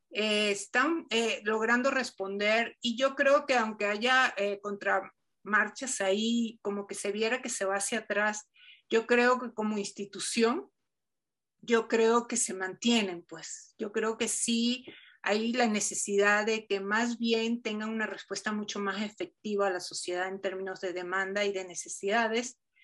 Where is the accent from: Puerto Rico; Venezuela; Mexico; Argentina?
Venezuela; yo soy venezolana